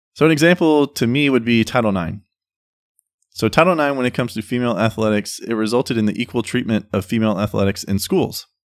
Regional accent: United States; we as American citizens

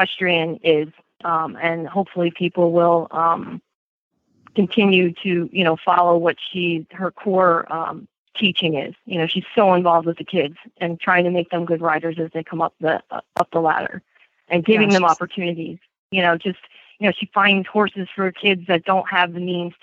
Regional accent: Bergen County, New Jersey, United States; accent: Jersey; also born or lived in Morris County, New Jersey; I was born in Bergen County and we moved to Morris County when I was about 10

